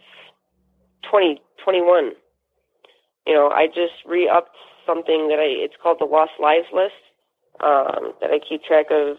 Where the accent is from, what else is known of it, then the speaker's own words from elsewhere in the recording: Chicago, Illinois, United States; I'm proud to say I'm from Chicago